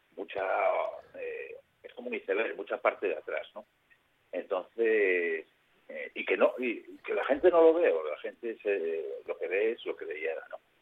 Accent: Asturias, Spain; siendo asturianos

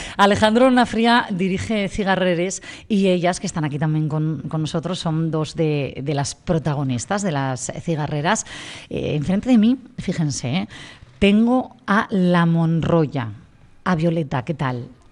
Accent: Gijón, Asturias, Spain; este Gijón que tanto amamos, los que somos de aquí

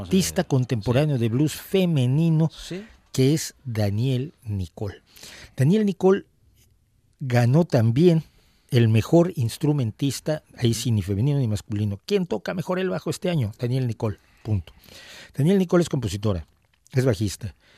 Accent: Mexico; en México

